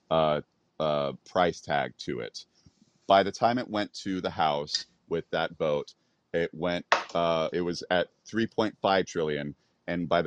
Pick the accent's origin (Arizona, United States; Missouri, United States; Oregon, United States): Arizona, United States; coming from Arizona as my home state